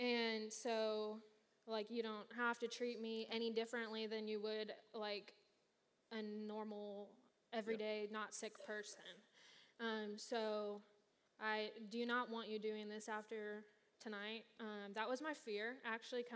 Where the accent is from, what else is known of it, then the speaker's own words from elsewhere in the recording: Kansas City, United States; moved away; back where I'm from Kansas City